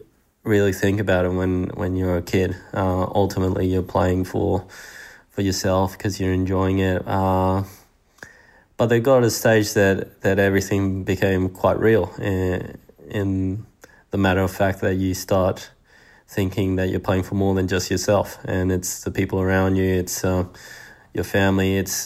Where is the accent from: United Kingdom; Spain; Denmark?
Spain; also born or lived in Sydney, Australia; now in Australia; even though I was born in Sydney, at the time every real memory I had been in Spain. All my friends, school, growing up, training at the tennis club with Adolfo, all these things.